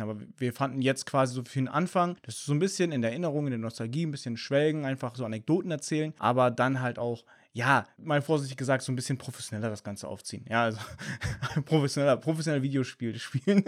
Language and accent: German; Germany; bei uns in Deutschland